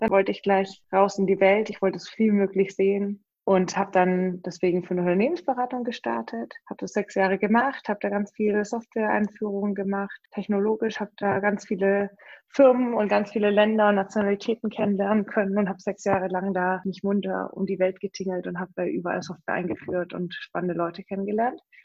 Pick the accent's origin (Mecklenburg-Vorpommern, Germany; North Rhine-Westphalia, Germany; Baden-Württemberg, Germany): Baden-Württemberg, Germany; Stuttgart region; ich komme ja aus Stuttgarter Region